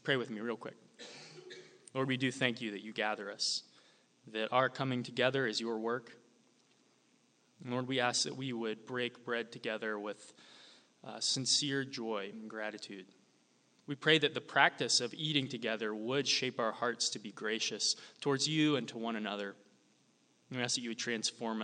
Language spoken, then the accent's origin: English; Sumter, South Carolina, United States; moved away as an adult; also born or lived in Toronto; now in Charleston, United States; I grew up in Sumter, just, 30 miles down the road